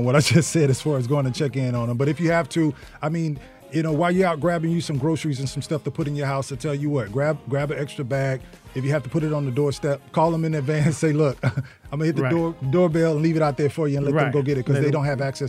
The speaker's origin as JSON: {"language": "English", "region": "the South", "country": "United States", "also_born_or_lived": "Norfolk, Virginia", "moved": "yes", "said": "I'm a country boy, I'm from the South."}